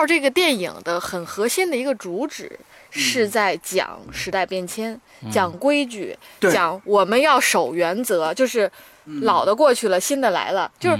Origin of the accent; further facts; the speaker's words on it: northern China, China; 虽然我是北方人